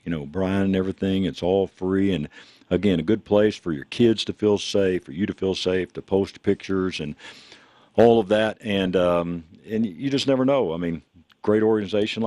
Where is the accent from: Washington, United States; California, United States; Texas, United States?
Texas, United States; now in Denver, United States; I'm from Texas originally